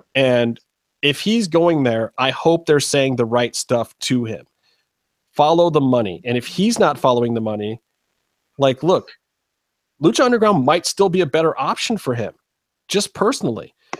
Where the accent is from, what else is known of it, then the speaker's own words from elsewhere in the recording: Cleveland, Ohio, United States; it's in my hometown.